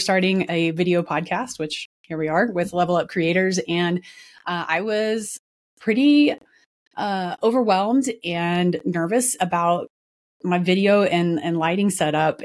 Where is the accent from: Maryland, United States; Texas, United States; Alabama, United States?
Texas, United States; Dallas; my hometown, Dallas, Texas.